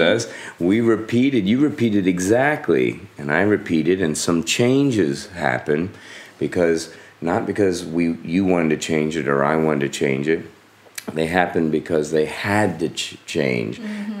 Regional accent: South Florida, United States; growing up in South Florida in the U.S.

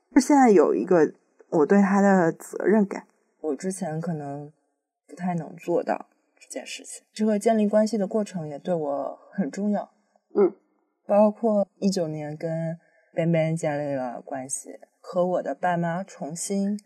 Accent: Fujian, China; 平潭岛，在我们老家那边，福建

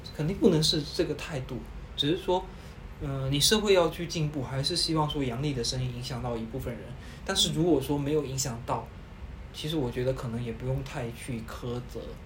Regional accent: Guangdong, China; 因为我们都是潮汕人

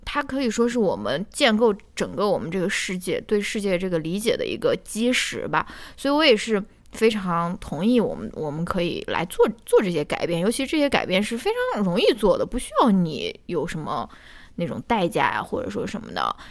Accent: China; 我们中国人

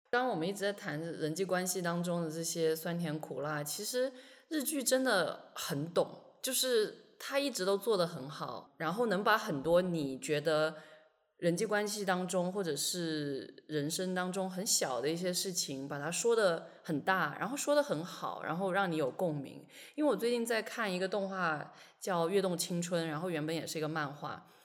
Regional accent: China; 我一个出生在中国但是几乎是同龄

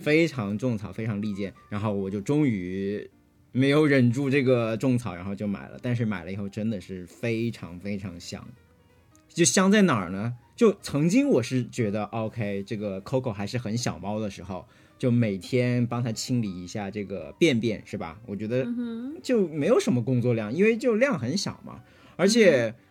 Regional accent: Hunan, China; now in United States; 我是湖南人，没有用过这种食材

